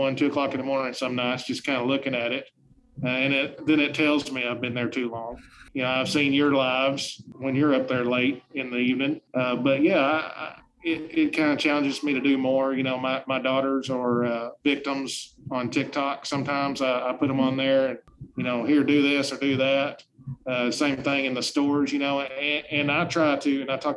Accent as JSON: {"language": "English", "town": "Truman", "region": "Arkansas", "country": "United States", "tie": "born or raised there", "moved": "yes", "said": "I'm from Truman, Arkansas, and I'm very proud"}